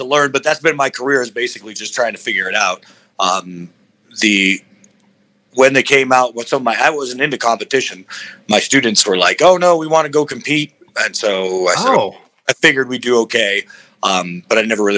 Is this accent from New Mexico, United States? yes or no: yes; Albuquerque, New Mexico, United States; I got into martial arts where I was raised in Albuquerque, New Mexico